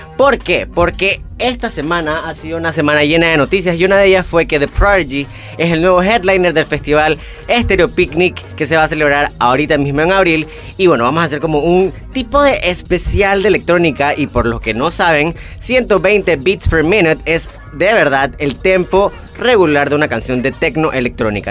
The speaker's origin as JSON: {"language": "Spanish", "country": "Panama", "said": "lo que somos como panameños y panameñas"}